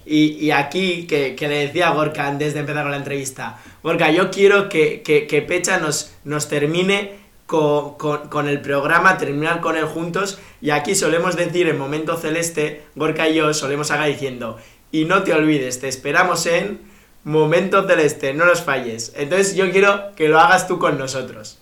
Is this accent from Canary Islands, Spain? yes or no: no; Bilbao, Basque Country, Spain; yo soy de Bilbao